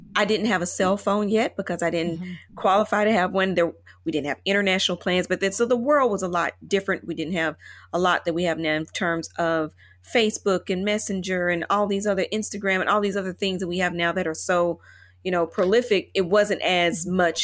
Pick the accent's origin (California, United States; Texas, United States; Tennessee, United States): Tennessee, United States; Chattanooga; moved away as an adult; also born or lived in Indianapolis / Ascot, England / London; now in Taipei, Taiwan; I moved from Chattanooga, Tennessee, as my hometown